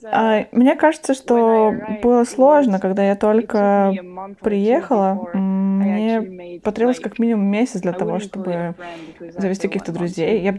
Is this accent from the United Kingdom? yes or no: yes; London, United Kingdom; Russian is a second language; Я э, родился и вырос в Лондоне, на северо-востоке Лондона.